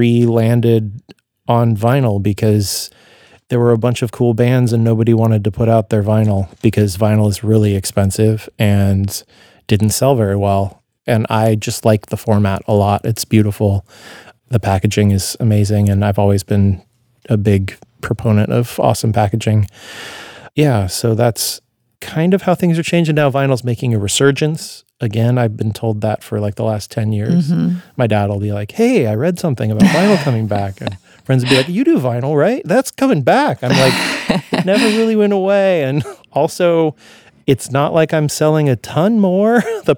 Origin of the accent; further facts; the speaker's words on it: Eugene, Oregon, United States; also born or lived in Portland, Oregon; I grew up in Eugene also